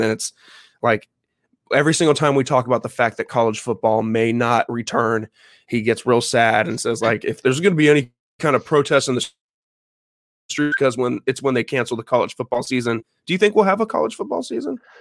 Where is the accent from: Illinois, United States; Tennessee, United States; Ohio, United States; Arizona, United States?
Illinois, United States; Champaign; moved away; I'm actually from Champaign, Illinois